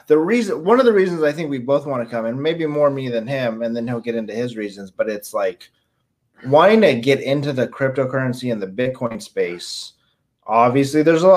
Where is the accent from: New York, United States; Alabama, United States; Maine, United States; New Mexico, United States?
New Mexico, United States; Albuquerque; I'm also from Albuquerque